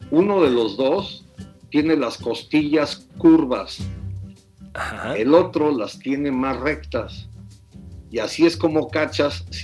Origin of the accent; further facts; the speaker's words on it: United States; Para mí fue un descubrimiento que yo crecí fuera de México y yo crecí en Estados Unidos.